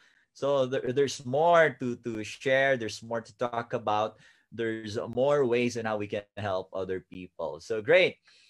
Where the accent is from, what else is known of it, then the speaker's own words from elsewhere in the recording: Kibungan, Cordillera Administrative Region, Philippines; I myself is a Kan Kanaai from Kibungan Benguet